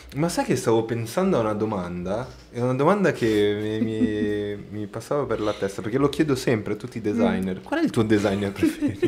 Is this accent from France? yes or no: no; Brazil; Italian is a second language; now in Milan, Italy; Io sono brasiliano e sono 100% brasiliano